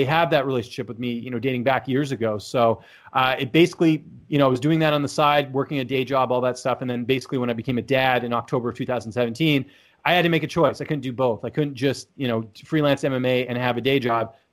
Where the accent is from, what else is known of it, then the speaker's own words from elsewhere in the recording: Vancouver, British Columbia, Canada; I'm from Canada, actually from Vancouver, born and raised there.